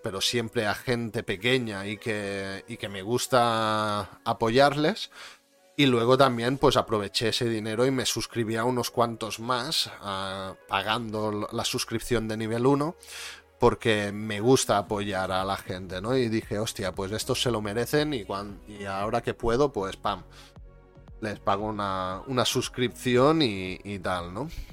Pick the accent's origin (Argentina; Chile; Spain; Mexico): Spain; Catalonia; yo también soy catalán